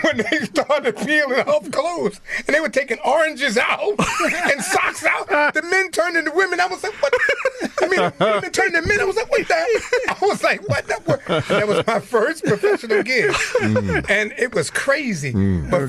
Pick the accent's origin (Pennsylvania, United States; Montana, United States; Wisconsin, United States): Pennsylvania, United States; Philadelphia; I'm from Philadelphia